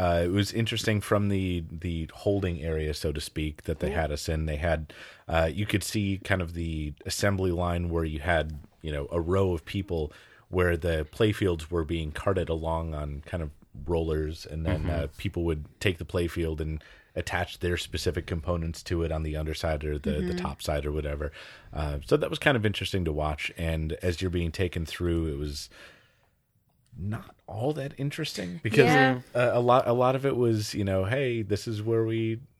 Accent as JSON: {"language": "English", "region": "Wisconsin", "country": "United States", "said": "Chicago is an area that I know pretty well, considering I was"}